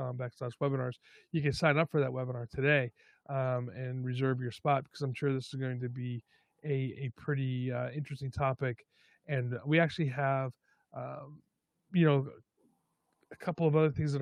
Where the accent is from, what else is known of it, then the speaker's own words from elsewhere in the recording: New York, United States; now in California, United States; I'm originally from New York.